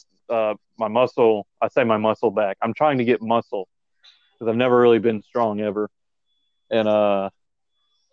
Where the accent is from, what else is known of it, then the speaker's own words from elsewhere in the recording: Charlotte, North Carolina, United States; now in Oakboro, United States; I'm originally from Charlotte